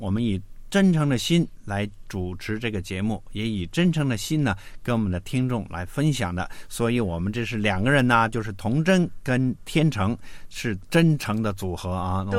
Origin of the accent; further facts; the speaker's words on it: China; 嗯，所以我们中国人说呢，谋事在人，成事在天啊